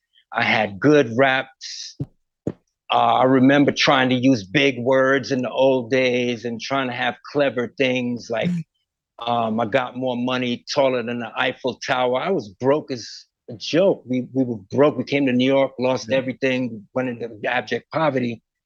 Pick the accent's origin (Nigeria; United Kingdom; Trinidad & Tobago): Trinidad & Tobago; Port of Spain; I was born in the Caribbean and a place called Port of Spain. And I grew up in Chanflare, right below a hill.